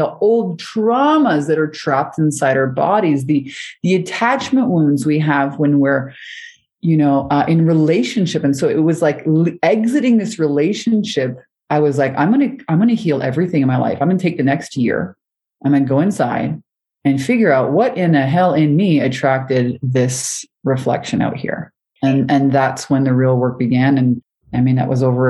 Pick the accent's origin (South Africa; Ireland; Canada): Canada; Montreal, Quebec; moved away; also born or lived in Hawaii; I'd moved from Canada to Hawaii. I'm originally from Montreal.